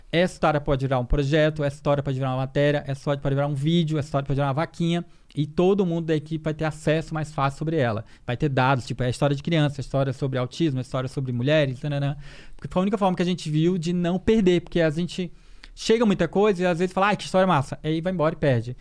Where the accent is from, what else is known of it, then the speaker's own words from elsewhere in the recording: Porto Velho, Rondônia, Brazil; also born or lived in Maranhão; Sou do Maranhão, é nasci do Maranhão e cresci em Rondônia, em Porto Velho